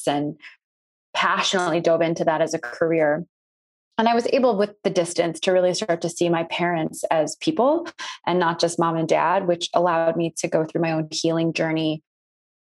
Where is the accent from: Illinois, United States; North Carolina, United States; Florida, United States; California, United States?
Illinois, United States; North Shore suburbs of Chicago; I grew up in the North Shore suburbs of Chicago